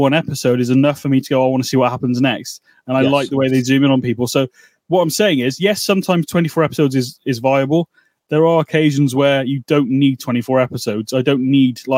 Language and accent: English; United Kingdom; we're British